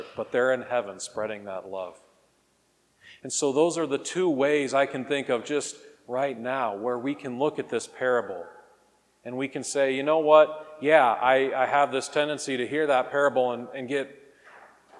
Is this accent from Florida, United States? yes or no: no; Wichita, Kansas, United States; I grew up here in Wichita